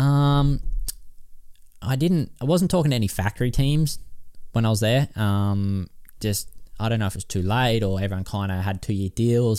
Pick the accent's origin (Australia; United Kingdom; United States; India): Australia; I'm from Australia